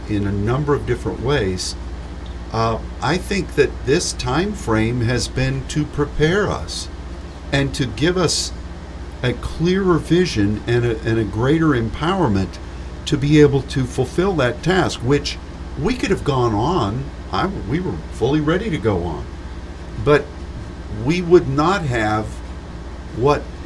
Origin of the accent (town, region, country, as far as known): United States